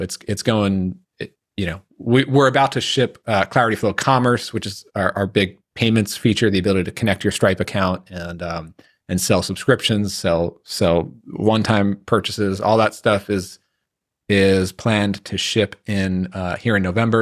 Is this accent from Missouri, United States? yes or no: no; New York, United States; I grew up around New York